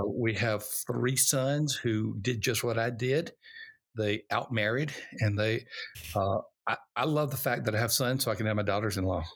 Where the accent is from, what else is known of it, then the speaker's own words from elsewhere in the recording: Alabama, United States; I was born in Alabama, uh, during the time of racial unrest, civil rights